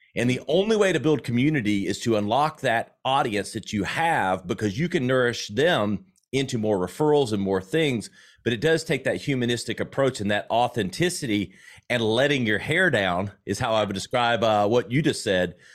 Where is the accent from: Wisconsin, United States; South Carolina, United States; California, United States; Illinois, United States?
South Carolina, United States; accent: Southern; I grew up in South Carolina